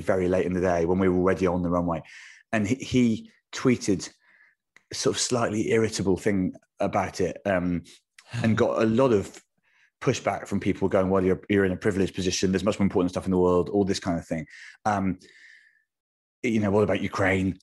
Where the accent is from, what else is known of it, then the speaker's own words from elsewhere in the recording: United Kingdom; for a British person